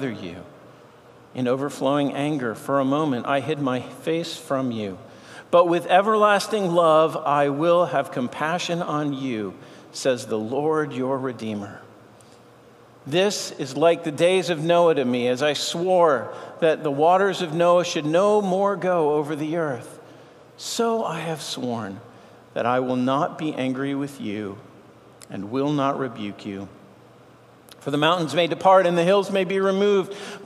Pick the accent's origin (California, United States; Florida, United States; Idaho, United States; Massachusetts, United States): Massachusetts, United States; Boston; I grew up in Boston, so I'm a Red Sox fan.